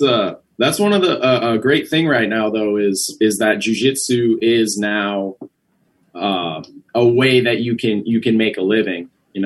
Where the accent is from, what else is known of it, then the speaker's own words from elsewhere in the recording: Ashland, Wisconsin, United States; Yep. I'm from Ashland, Wisconsin. It's way, way up north, right on the Bay of Lake Superior. It's a very cold place.